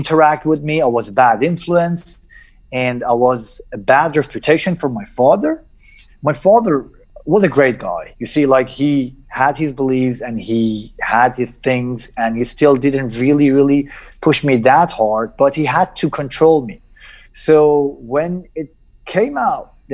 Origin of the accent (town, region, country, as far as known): Iran; born or raised there; also born or lived in Najaf, Iraq